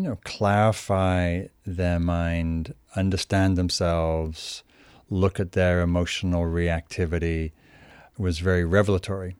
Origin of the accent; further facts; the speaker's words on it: Newcastle upon Tyne, North East England, United Kingdom; moved away; also born or lived in London; I grew up in Northern England, in a place called Newcastle.